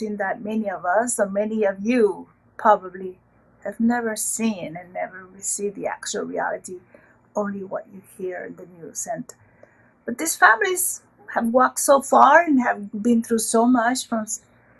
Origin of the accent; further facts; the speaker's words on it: Rio Grande Valley, Texas, United States; I am from southern border of Texas with Mexico, the Rio Grande Valley, where we call that we are from El Valle